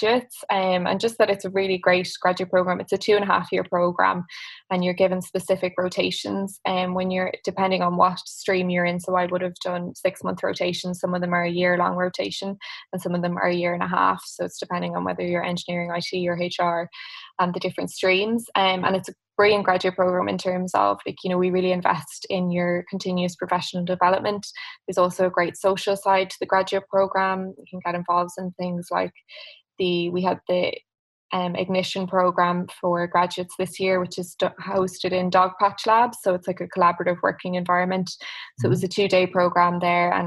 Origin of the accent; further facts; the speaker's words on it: Dublin, Leinster, Ireland; I was from Dublin and I was in UCD